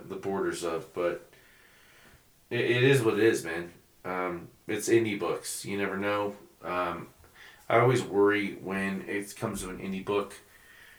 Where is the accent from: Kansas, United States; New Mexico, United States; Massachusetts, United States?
New Mexico, United States; Albuquerque; now in Colorado, United States; I'm from Albuquerque.